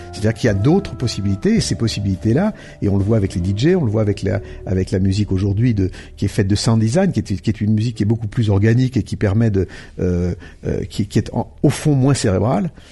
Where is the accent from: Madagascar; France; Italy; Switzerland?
France; Lyon, Auvergne-Rhône-Alpes; je viens de, donc de Lyon et de, mes, mes, mes parents et mes, les familles de mon père et de ma mère sont lyonnais et les deux.